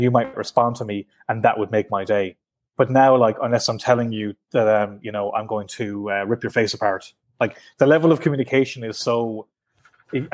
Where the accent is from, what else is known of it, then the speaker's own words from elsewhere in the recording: Ireland; I'm from the South